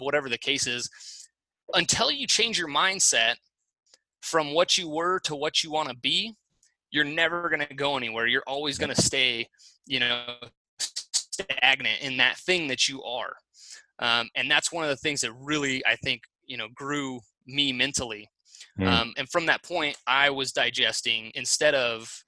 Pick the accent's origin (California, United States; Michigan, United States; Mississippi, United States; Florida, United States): California, United States; Fresno; moved away as an adult; also born or lived in San Luis Obispo, California; now in Boise, United States; I'm born and raised in Fresno.